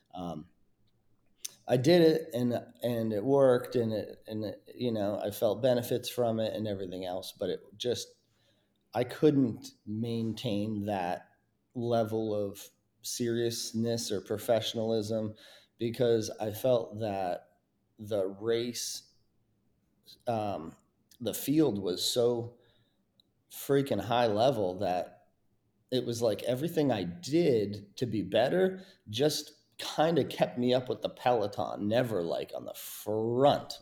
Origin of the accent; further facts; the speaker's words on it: Mount Snow, Vermont, United States; my hometown in, you know, right there in Mount Snow, Vermont